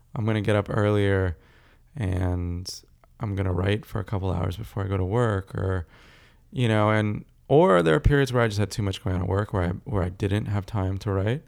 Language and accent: English; California, United States; also born or lived in South Africa / Texas; Largely grew up in California